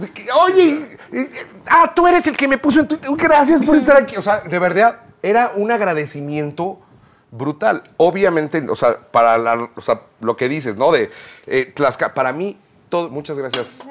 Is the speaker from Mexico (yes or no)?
yes; Mexico; Hablando como artistas mexicanos